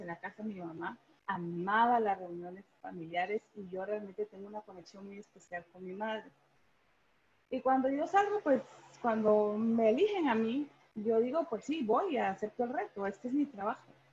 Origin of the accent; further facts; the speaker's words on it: Guatemala City, Guatemala Department, Guatemala; moved away as an adult; also born or lived in Washington, United States / San Francisco, United States; fuera de la capital, que fue donde yo nací